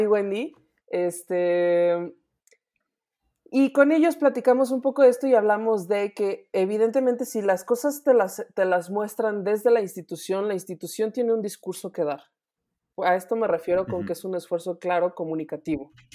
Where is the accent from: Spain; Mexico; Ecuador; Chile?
Mexico; como mexicanos